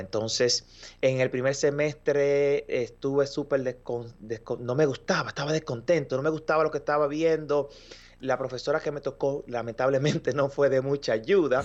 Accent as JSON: {"language": "Spanish", "country": "Dominican Republic", "moved": "as an adult", "lives_now": "Montreal, Canada", "said": "soy de República Dominicana, un país que se encuentra en el Caribe"}